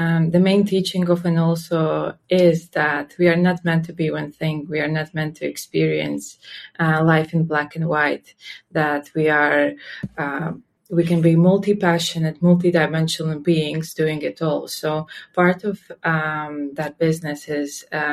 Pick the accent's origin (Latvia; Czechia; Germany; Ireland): Latvia; I was born and raised in Latvia.